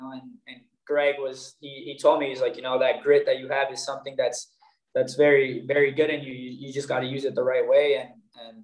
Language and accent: English; New York, United States; moved away as an adult; also born or lived in Miami; now in Boden, Sweden; growing up in New York and playing against the Red Bulls